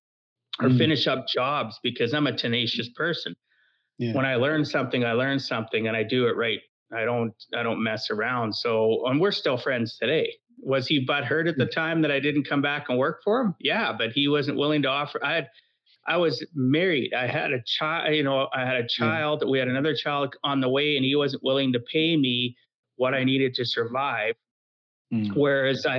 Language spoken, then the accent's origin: English; Camrose, Alberta, Canada; now in Edmonton, Canada; where I grew up in Camrose.